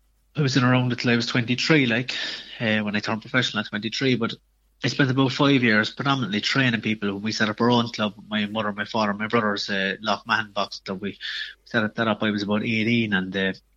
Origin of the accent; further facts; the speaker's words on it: Cork, Munster, Ireland; I'd say it was, yeah. So not, it's a very sporting county